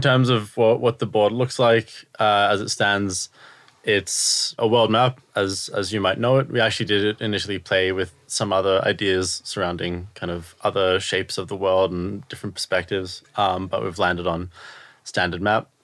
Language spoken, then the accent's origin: English; Australia; moved away as an adult; also born or lived in Israel; now in United Kingdom; I'm from Australia